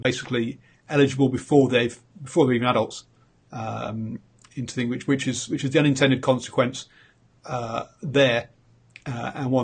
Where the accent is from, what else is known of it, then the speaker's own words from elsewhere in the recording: England, United Kingdom; moved away; also born or lived in Hong Kong / Singapore; I'm obviously English